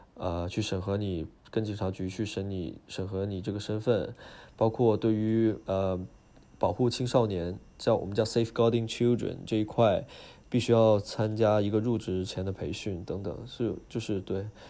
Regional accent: China; moved away as an adult; now in United Kingdom; 我就是中国人

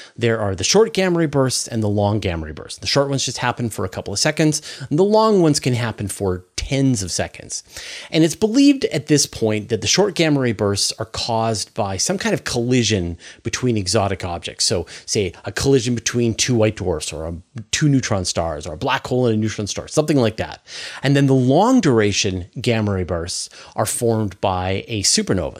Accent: Canada; also born or lived in Vancouver Island; as a Canadian

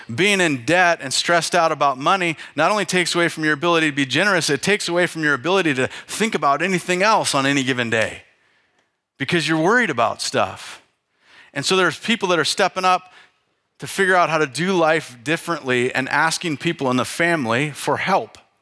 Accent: North Idaho, United States; I grew up in North Idaho with a fireplace to heat the house

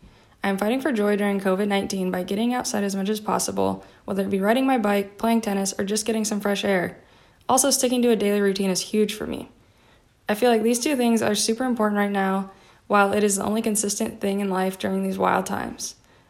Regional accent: Fremont, Nebraska, United States; I'm from Fremont, Nebraska.

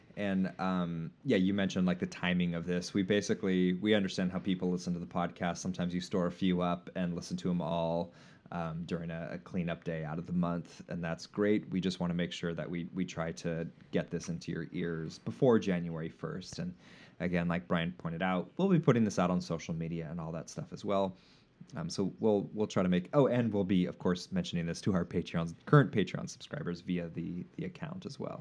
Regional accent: United States

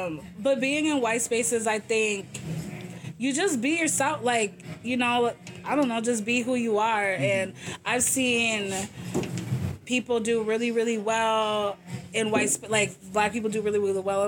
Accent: the South, United States; If I talk about growing up in the South

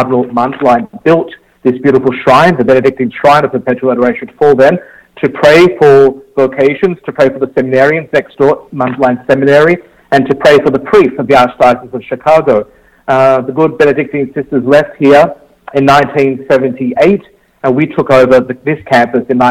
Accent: Australia; accent: Australian; moved away as an adult; also born or lived in Rome, Italy / California, United States; now in United States; I am from Australia, from an Italian family, and I've born and bred in Australia, and I lived my whole life there except for 5 years when I was a student in Rome

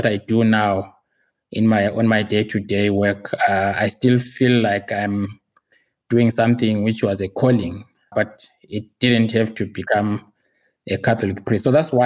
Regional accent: Zimbabwe; now in Pretoria, South Africa; I live in South Africa. I'm very much a resident here, but originally I'm from Zimbabwe. So I'm Zimbabwean by birth and descent.

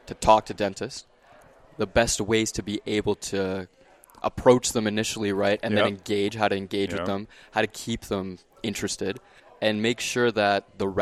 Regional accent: Canada; I'm a Canadian

